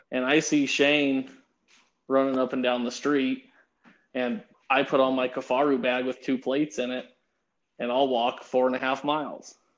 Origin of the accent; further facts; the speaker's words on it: Pueblo, Colorado, United States; I was born in Pueblo, Colorado, and I started hunting with my grandpa